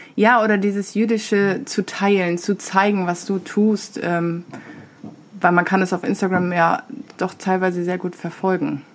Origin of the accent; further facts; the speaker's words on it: Diocese of Osnabrück, Lower Saxony, Germany; moved away; ich komme zwar aus dem Bistum Osnabrück